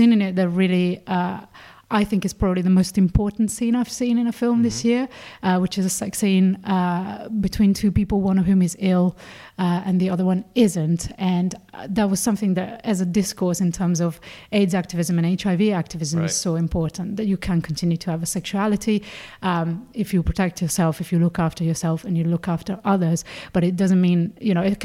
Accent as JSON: {"language": "English", "country": "Italy", "tie": "born or raised there", "moved": "yes", "said": "I grew up in Catholic Italy"}